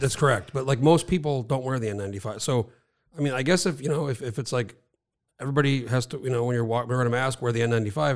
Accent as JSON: {"language": "English", "region": "New Mexico", "country": "United States", "moved": "as an adult", "lives_now": "Alaska, United States"}